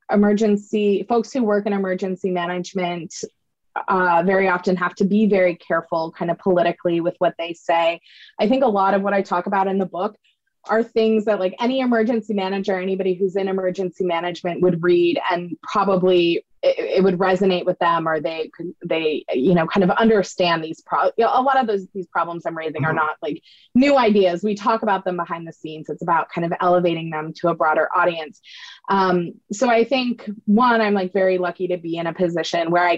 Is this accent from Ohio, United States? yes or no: no; Maine, United States; I grew up in Maine on the East Coast of the U.S.